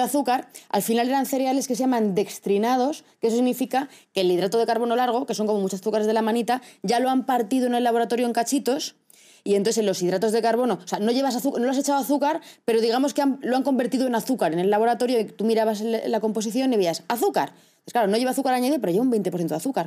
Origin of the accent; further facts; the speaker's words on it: Castilla-La Mancha, Spain; soy de Castilla-La Mancha y allí somos productores